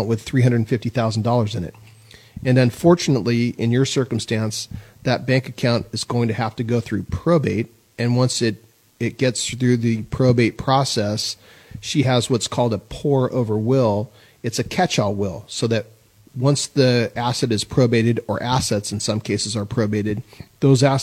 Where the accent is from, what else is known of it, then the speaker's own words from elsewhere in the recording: San Luis Obispo, California, United States; I grew up in San Luis Obispo